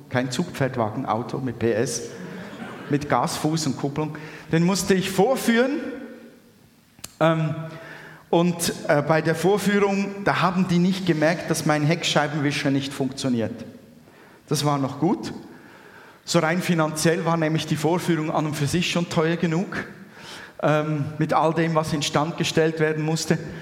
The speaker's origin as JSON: {"language": "German", "country": "Switzerland", "said": "bei uns in der Schweiz. wo die Welt noch in Ordnung ist"}